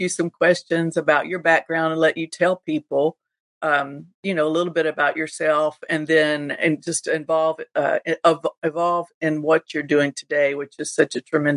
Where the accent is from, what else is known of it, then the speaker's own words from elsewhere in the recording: Panama City Beach, Florida, United States; moved away; Pastor Beachside Fellowship Miracle Center in Panama City Beach, Florida. And of course, that's my hometown.